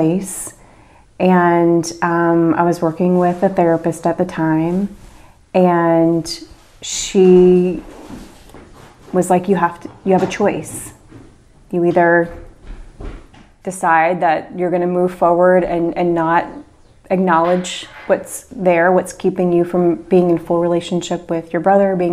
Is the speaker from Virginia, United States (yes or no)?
yes; Henrico, Virginia, United States; I was born just outside of Richmond, Virginia, in Henrico, Virginia